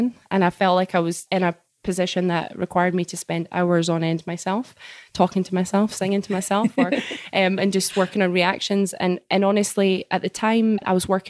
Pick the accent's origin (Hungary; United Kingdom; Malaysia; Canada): United Kingdom; Scotland; moved away as an adult; also born or lived in South Dakota, United States / Edinburgh, United Kingdom; now in Permian Basin, United States; I'm originally from Scotland. Well, I say that I grew up there